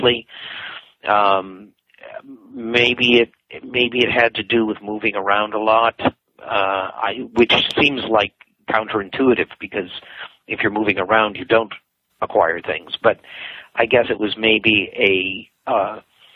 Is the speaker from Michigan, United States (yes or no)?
yes; Detroit, Michigan, United States; moved away as an adult; also born or lived in Geneva, Switzerland / Ann Arbor, Michigan; I was born in Detroit, Michigan, in 1953